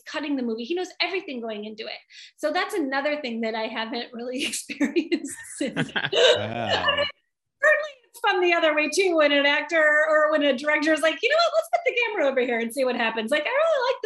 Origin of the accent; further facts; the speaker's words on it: Michigan, United States; now in Southern California, United States; I'm from Michigan